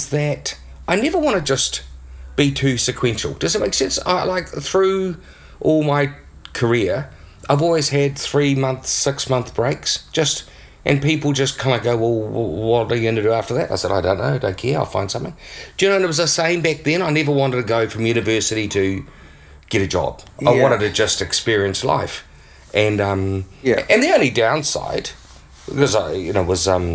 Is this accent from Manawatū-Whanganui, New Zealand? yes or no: yes; Whanganui, Manawatū-Whanganui, New Zealand; moved away; also born or lived in Palmerston North; Originally from Whanganui